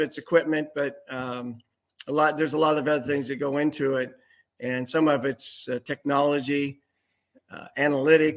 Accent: Sacramento, California, United States; moved away as an adult; now in Cincinnati, United States; growing up in Sacramento

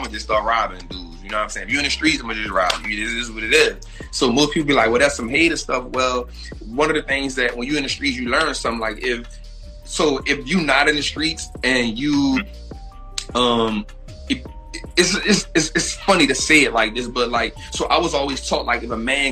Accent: New Orleans, Louisiana, United States; moved away as an adult; also born or lived in Atlanta; I'm from New Orleans

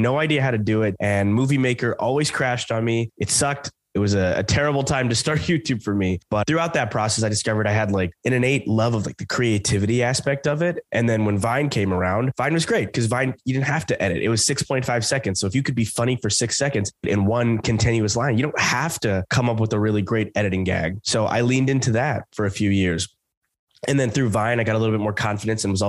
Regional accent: Southern Alabama, United States; I grew up in Southern Alabama

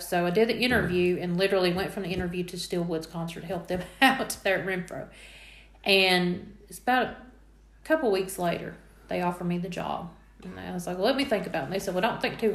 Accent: Laurel County, Kentucky, United States; moved away as an adult; I was originally from Laurel County

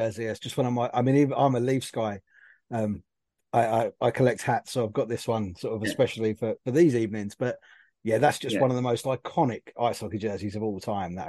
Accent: United Kingdom; being a Brit Leaf

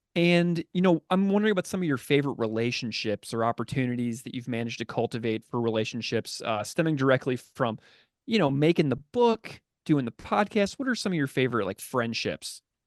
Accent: St. Louis, Missouri, United States; I grew up in Saint Louis

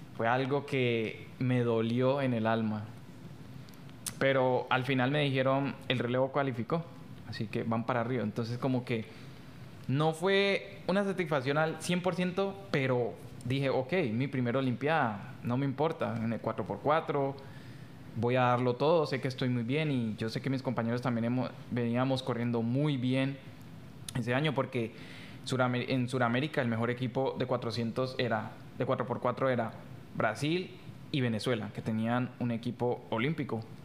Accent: Colombia

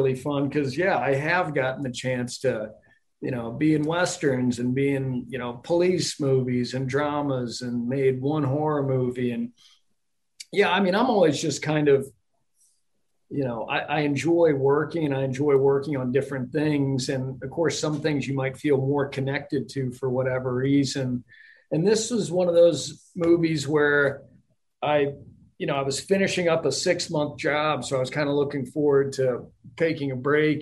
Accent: Dallas, Texas, United States; Growing up in Texas and having played, you know, football from fifth grade through 12th grade, and, you know, growing up in Dallas

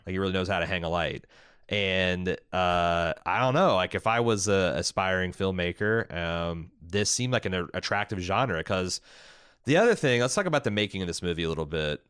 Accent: Southern Indiana, United States; growing up in Southern Indiana

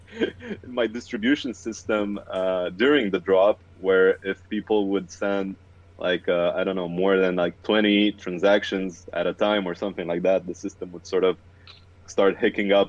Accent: Romania; I am from Romania, currently residing in Bucharest.

